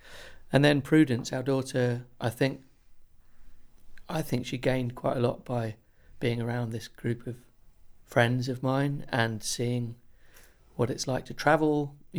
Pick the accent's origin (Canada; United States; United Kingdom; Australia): United Kingdom; Chiswick, London; In Chiswick in London.